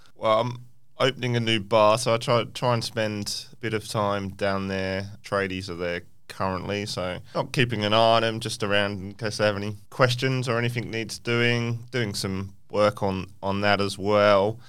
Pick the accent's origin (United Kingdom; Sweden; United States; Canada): United Kingdom; England; now in Perth, Australia; I grew up in England